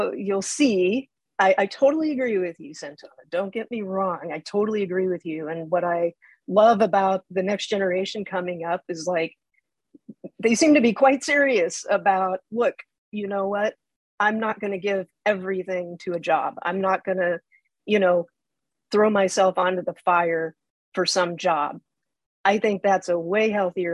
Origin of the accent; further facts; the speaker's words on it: South Dakota, United States; I grew up in South Dakota